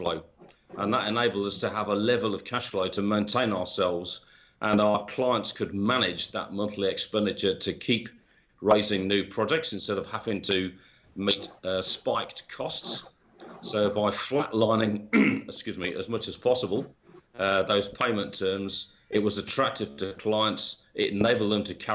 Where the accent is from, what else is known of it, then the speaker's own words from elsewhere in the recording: United Kingdom; moved away; as you can probably tell by my accent, I'm originally from the UK